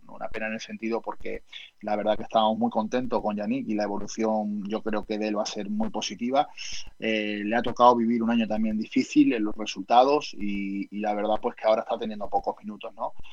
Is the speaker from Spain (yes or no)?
yes; Marbella, Andalusia, Spain; moved away as an adult; also born or lived in Uruguay; de mi pueblo, de Marbella